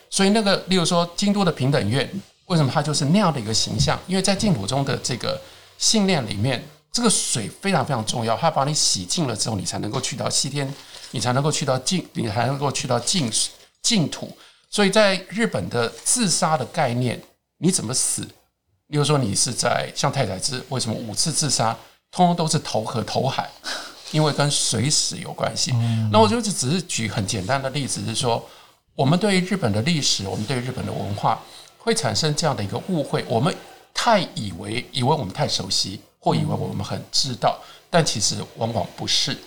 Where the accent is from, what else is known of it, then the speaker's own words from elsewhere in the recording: Taiwan; 我作为一个台湾人